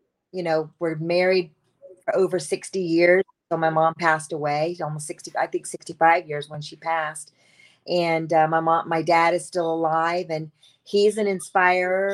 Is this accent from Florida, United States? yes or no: yes; Tampa, Florida, United States; moved away; I am from Tampa, Florida, sunny Tampa, Florida